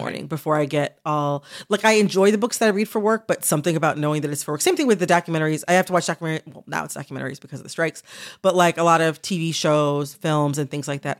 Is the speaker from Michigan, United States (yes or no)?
yes; Michigan, United States; I'm from Michigan